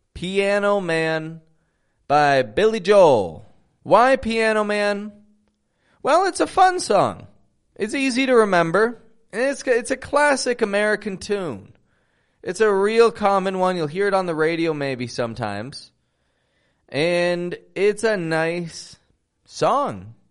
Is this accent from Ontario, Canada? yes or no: yes; Toronto, Ontario, Canada; now in Mexico; I'm from Toronto, Canada, living in Mexico